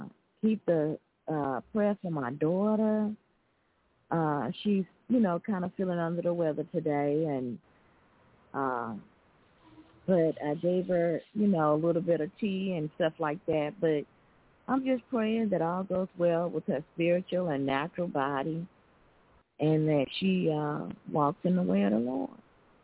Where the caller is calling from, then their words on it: Alabama, United States; calling from Alabama.